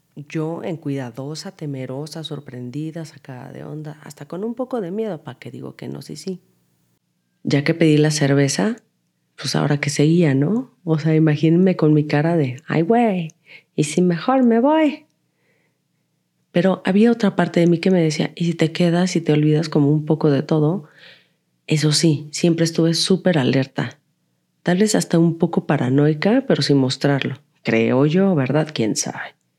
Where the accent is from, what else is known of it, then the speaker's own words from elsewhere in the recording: Guadalajara, Jalisco, Mexico; moved away as an adult; now in Mexico City, Mexico; soy de Guadalajara